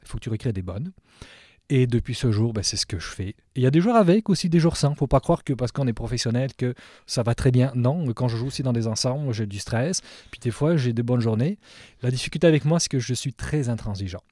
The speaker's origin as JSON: {"language": "French", "region": "southwest France", "country": "France", "tie": "born or raised there", "moved": "as an adult", "lives_now": "Montreal, Canada", "said": "à l'âge de 11 ans, on a déménagé dans le sud-ouest de la France"}